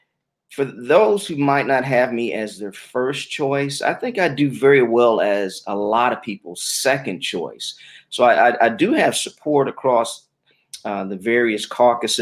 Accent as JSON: {"language": "English", "town": "Detroit", "region": "Michigan", "country": "United States", "tie": "born or raised there", "moved": "yes", "lives_now": "Georgia, United States", "said": "I was born in Detroit, Michigan, native there."}